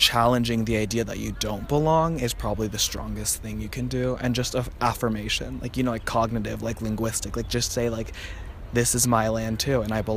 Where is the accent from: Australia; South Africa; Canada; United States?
United States; South Carolina; also born or lived in Bolivia; We've got a ton of family. All my dad's family essentially lives in South Carolina, where I'm from.